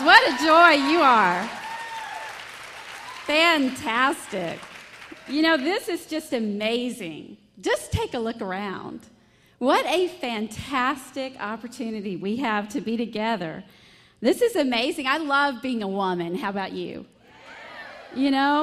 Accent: the South, United States; accent: Southern; from my strong accent and my sweet smile, I'm a Southern belle

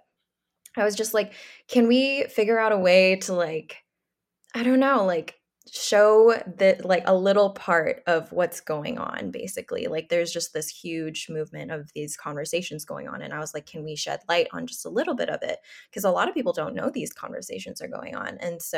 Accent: Philippines; Like I knew Rachel from growing up in the Philippines when we were like literally babies and our parents were in the ministry there.

